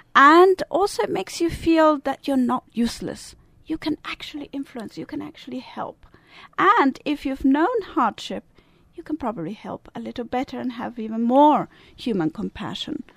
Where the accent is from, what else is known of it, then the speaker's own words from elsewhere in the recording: Italian part of Switzerland, Italian-speaking Switzerland, Switzerland; now in United States; I do have an accent. Yeah. I'm Swiss. I was born in the Italian part of Switzerland